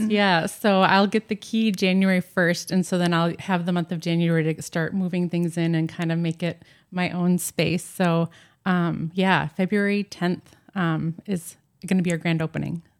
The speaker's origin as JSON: {"language": "English", "area": "just east of Superior", "region": "Wisconsin", "country": "United States", "tie": "born or raised there", "moved": "yes", "lives_now": "Annandale, United States", "said": "I grew up, uh, just east of Superior, Wisconsin, and I grew up basically in the North Woods, grew up in a log home"}